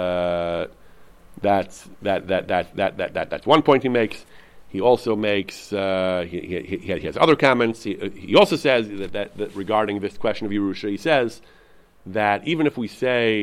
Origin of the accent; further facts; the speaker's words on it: United States; I'm an American